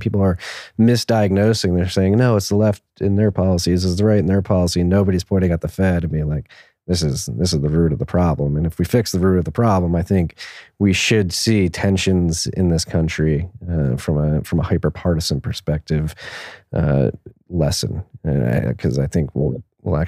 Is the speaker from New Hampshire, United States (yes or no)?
no; Philadelphia, Pennsylvania, United States; I'm from Pennsylvania personally, so just a state east of you. And it's like, I'm from Philadelphia